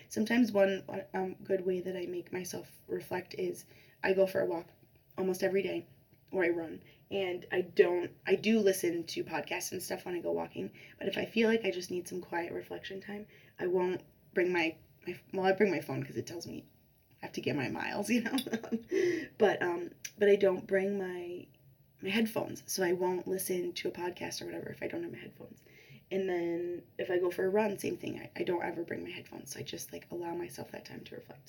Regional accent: Chicago, Illinois, United States; moved away; I'm from Chicago originally

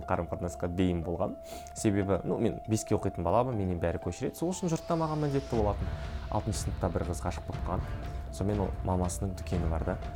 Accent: Aral, Kyzylorda Region, Kazakhstan; мен ауылда өстім ә, ауыл болғанда негізі қала деген статусы бар

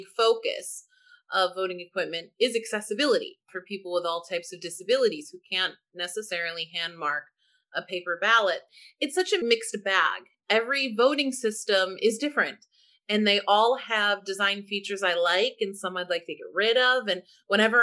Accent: St. Louis, Missouri, United States; moved away as an adult; now in Washington, DC, United States; I'm actually from St. Louis, city, not county

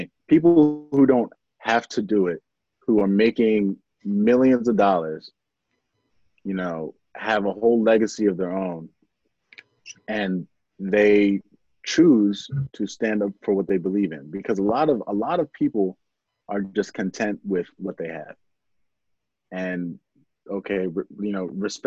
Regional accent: Pennridge School District, Pennsylvania, United States; Growing up in the Penn Ridge School District

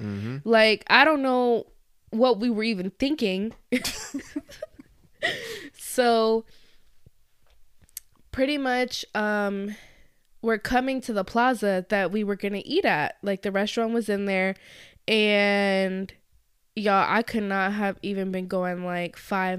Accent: Florida, United States; We weren't used to the hospitality because we come

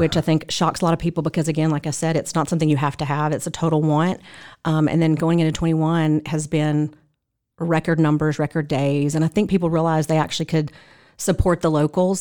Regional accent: Mississippi, United States; moved away as an adult; now in Franklin, United States; I am originally from Mississippi

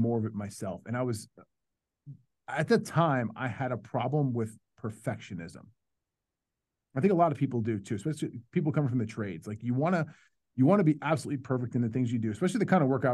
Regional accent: New York, United States; now in Dallas, United States; I'm from New York

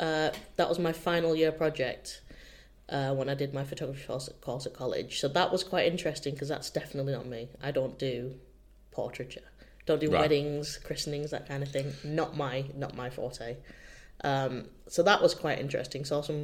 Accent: North East England, United Kingdom; now in Bolton, United Kingdom; Well, I'm originally from the Northeast.

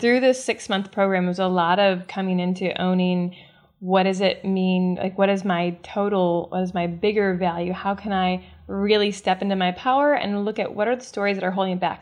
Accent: the Midwest of the United States, United States; born or raised there

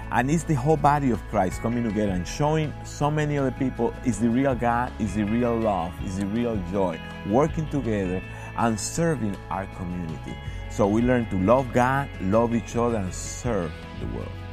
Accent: Dominican Republic; now in Elizabeth, United States; I'm originally from the Dominican Republic, so I came to the States in nineteen ninety-one.

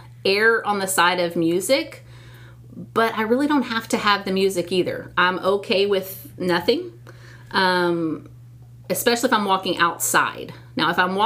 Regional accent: Texas, United States; I'm a Texan all the way. I'm born and raised here

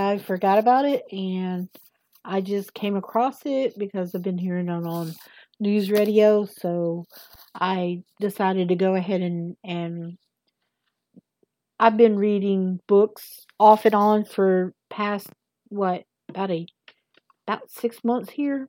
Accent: the South, United States; accent: southern; I have a southern accent, big time southern

